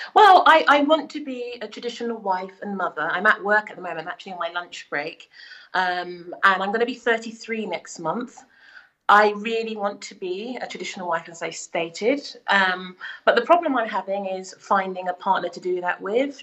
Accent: United Kingdom; I'm also British, but I'm black

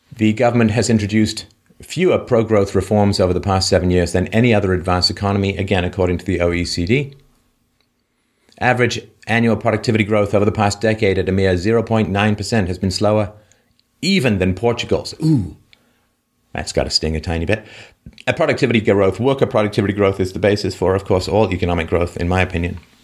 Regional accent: England, United Kingdom; when I grew up in England, um, we British

